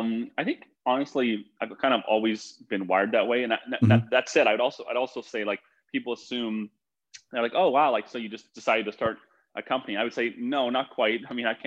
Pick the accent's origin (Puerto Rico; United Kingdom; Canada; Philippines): Canada; moved away as an adult; now in United States; And what happened was I came to the US from Canada for school.